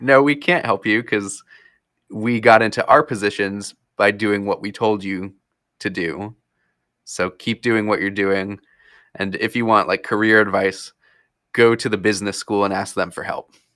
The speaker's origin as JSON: {"language": "English", "region": "New Jersey", "country": "United States", "tie": "born or raised there", "also_born_or_lived": "Florida", "moved": "as an adult", "lives_now": "Wisconsin, United States", "said": "I grew up in, yeah, I grew up in Florida, and then in fourth grade is when I moved up to New Jersey"}